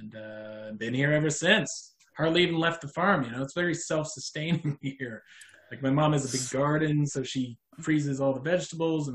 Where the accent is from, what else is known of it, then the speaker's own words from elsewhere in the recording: New Brunswick, Canada; moved away; also born or lived in New York; I grew up in Canada, in New Brunswick, which is like a small province